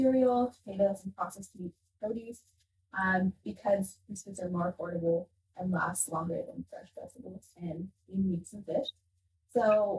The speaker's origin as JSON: {"language": "English", "country": "Ethiopia", "tie": "born or raised there", "moved": "yes", "lives_now": "United States", "said": "I grew up in Ethiopia"}